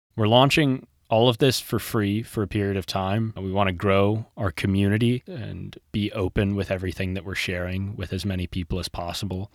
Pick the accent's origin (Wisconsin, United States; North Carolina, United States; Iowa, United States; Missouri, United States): Missouri, United States; Kansas City; now in Santa Monica, United States; I'm from Kansas City, Missouri originally